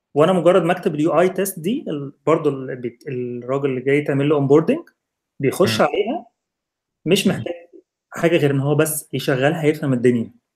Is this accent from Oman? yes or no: no; Egypt; moved away; كواحد مصري